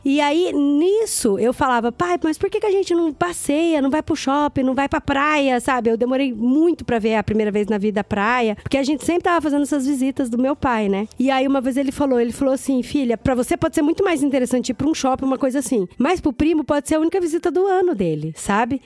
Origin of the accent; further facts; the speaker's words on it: Mato Grosso do Sul, Brazil; Eu nasci e cresci no Mato Grosso do Sul